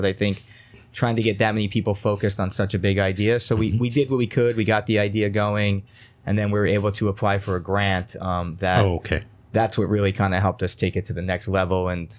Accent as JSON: {"language": "English", "town": "Stone Ridge", "region": "New York", "country": "United States", "tie": "born or raised there", "said": "Yeah, I also grew up in the area. I was born at home in Stone Ridge area. Grew up in that kind of Onteora."}